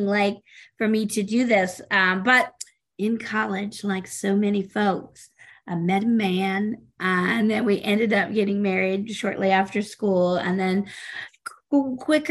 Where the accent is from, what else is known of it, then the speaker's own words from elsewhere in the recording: the South, United States; moved away as an adult; now in Minnesota, United States; I grew up in the South